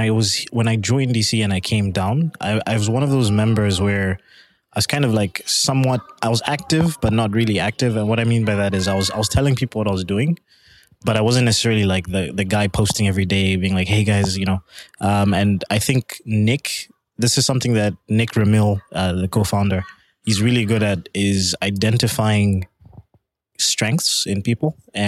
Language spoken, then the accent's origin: English; Canada; They went back for a bit and then ended up in Canada. So I identify with being Canadian.